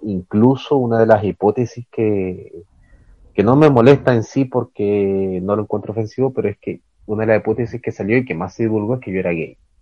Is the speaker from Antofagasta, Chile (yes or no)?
yes; Calama, Antofagasta, Chile; moved away as an adult; also born or lived in Ecuador; Nosotros crecimos en Calama, o sea, nací en otra ciudad, pero nuestra infancia fue en Calama, al norte de Chile